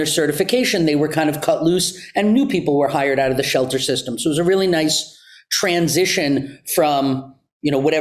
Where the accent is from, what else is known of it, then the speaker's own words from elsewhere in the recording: outside New York City, United States; moved away as an adult; also born or lived in China; I was born and raised outside New York City in the suburbs